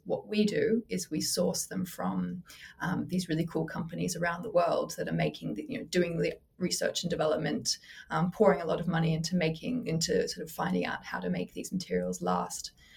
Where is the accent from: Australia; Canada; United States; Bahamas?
Australia; now in London, United Kingdom; I grew up in Australia, but I'm based in London.